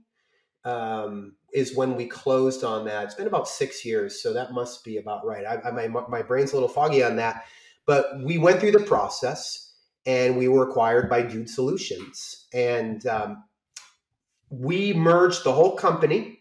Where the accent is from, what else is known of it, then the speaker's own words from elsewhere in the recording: Maine, United States; I'm from Maine